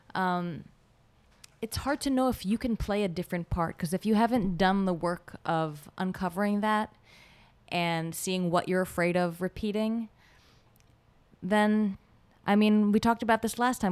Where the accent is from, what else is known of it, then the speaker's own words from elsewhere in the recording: Israel; English is a second language; now in United States; I'm from Israel